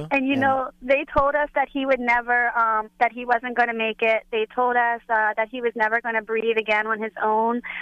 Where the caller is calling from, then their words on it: New Jersey, United States; we're calling from New Jersey.